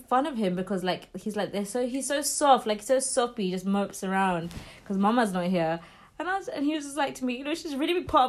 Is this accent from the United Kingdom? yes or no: yes; London, United Kingdom; I would rather work 5 jobs and get priced out of London, because I'm a Londoner.